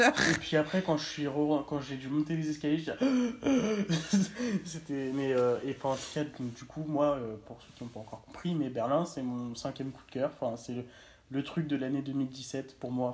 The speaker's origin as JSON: {"language": "French", "country": "France", "moved": "yes", "said": "je sois français"}